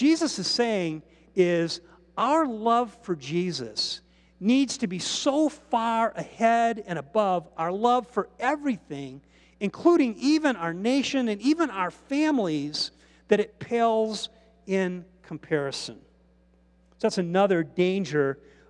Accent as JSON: {"language": "English", "country": "United States", "said": "the blessings of being an American"}